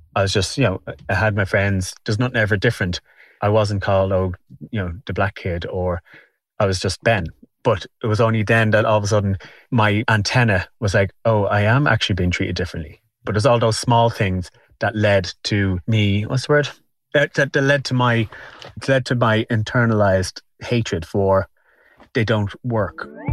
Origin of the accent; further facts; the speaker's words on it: Dublin, Leinster, Ireland; I'm from Walkinstown. I was born here.